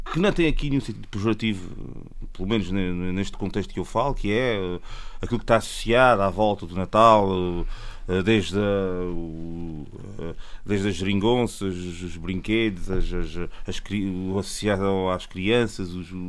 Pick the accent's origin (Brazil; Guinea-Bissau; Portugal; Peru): Portugal; Azores; eu sou de São Bento, tenho família das Cinco Ribeiras